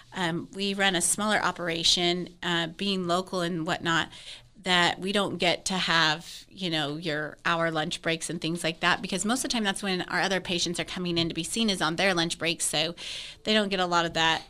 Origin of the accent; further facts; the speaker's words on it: Wyoming, United States; also born or lived in Fort Worth area, Texas; now in Parker County, Texas, United States; I'm originally from Wyoming